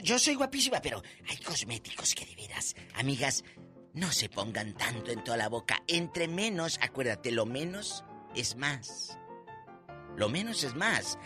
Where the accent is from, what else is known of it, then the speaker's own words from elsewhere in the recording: Matamoros, Tamaulipas, Mexico; En el 93, ahí en Matamoros, en mi tierra